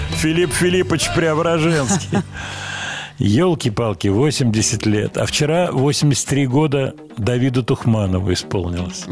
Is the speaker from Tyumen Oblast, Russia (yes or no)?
no; Moscow, Russia; из Москвы